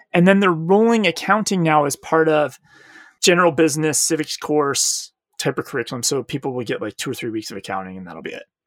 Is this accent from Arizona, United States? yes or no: yes; Arizona, United States; I'm from Arizona